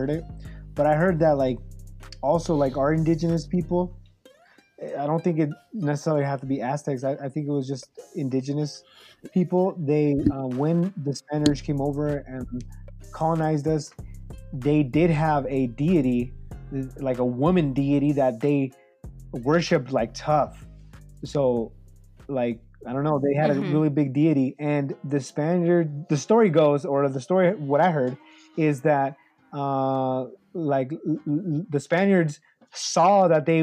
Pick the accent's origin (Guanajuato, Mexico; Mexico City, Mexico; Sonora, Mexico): Mexico City, Mexico; moved away; we're from El DF, so we're from, you know, the city, the main city.